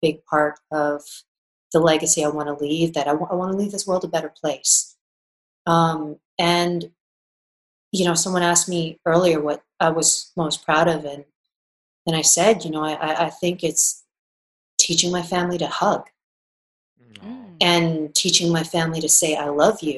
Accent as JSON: {"language": "English", "country": "Canada", "said": "I'm Canadian"}